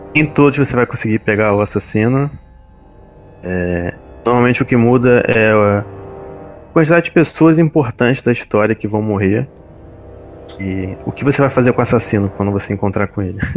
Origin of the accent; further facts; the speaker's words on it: Rio de Janeiro, Brazil; eu sou da capital aqui do Rio de Janeiro